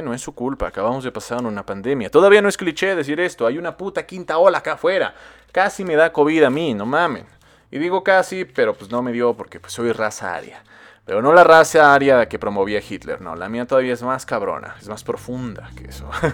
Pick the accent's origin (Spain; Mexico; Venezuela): Mexico; central Mexico; como mexicanos, pues lo vemos bien cagado